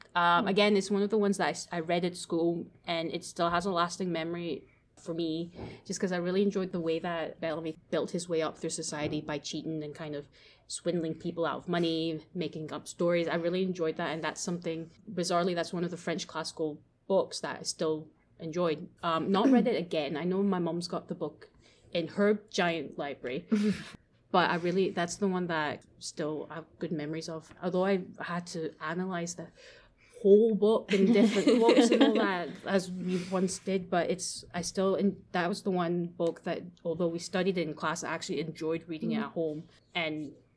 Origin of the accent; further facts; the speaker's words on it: Japan; born there; So I was born in Japan, and I grew up watching the Ghibli movies.